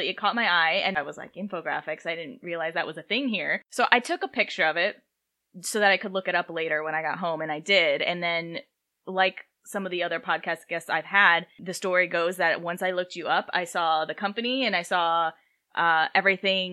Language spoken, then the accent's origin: English; South Dakota, United States; moved away; I am from South Dakota, and I was actually visiting my dad up there recently